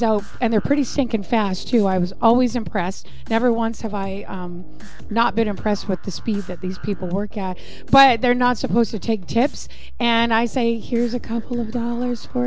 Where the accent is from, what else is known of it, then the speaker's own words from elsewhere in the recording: British Columbia, Canada; I was born in British Columbia.